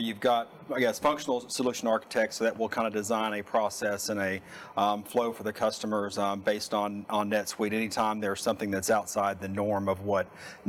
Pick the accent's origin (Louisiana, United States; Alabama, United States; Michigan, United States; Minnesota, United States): Louisiana, United States; North; moved away; Grew up in North Louisiana. I have one sister, and my entire family still lives in North Louisiana